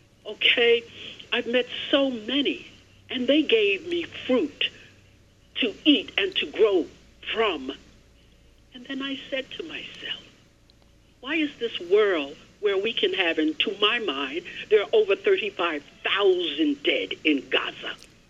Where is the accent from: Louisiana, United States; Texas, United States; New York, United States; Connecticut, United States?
New York, United States; New York City; also born or lived in Long Island; I grew up in the Bronx. Across the street from me was a synagogue, a Chinese family.